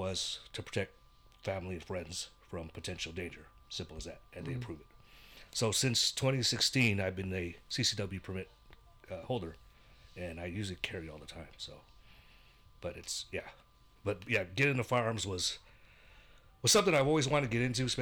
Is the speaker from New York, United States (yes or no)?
no; the Bay Area, California, United States; moved away as an adult; now in Visalia, United States; growing up in the Bay